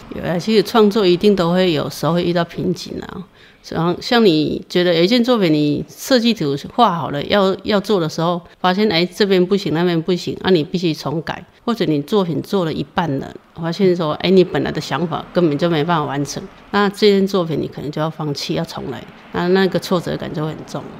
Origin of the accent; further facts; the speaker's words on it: Lugu, Nantou County, Taiwan; moved away as an adult; now in Zhushan, Taiwan; 我是出生在南投县路谷乡的西头，那从小就是家的前后院都是竹林，所以可以说是跟竹林一起长大的